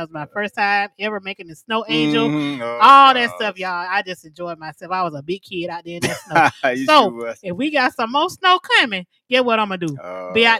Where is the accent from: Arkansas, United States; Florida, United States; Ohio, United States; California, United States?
Florida, United States; moved away; I'm from Florida